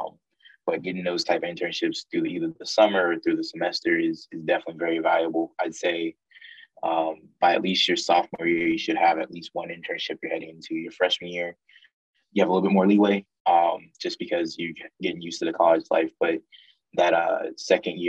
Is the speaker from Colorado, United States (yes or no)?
no; Texas, United States; also born or lived in Virginia; I'm back in my home state of Texas